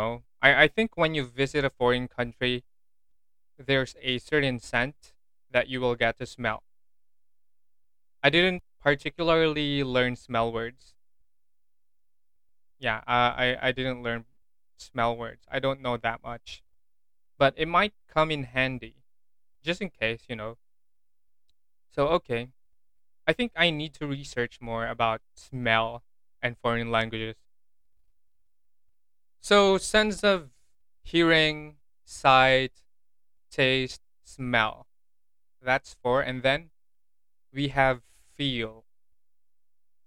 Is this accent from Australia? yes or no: no; Philippines; I'm Filipino, I don't eat balot